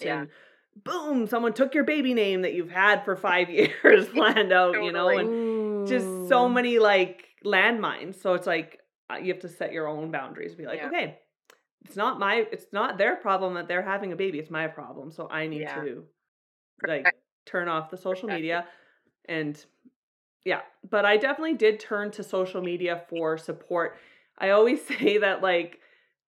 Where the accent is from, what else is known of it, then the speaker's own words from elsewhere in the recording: Calgary, Alberta, Canada; I'm from Calgary, Alberta.